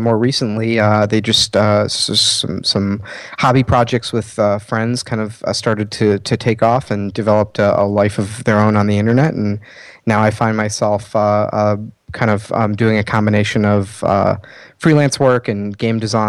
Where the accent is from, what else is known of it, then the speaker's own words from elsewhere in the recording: Chicago, Illinois, United States; I'm a designer from Chicago, Illinois